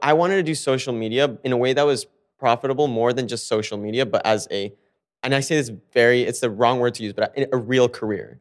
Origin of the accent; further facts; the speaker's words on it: Fort Lauderdale, Florida, United States; moved away as an adult; also born or lived in South America / Miami; now in New York, United States; I grew up in Fort Lauderdale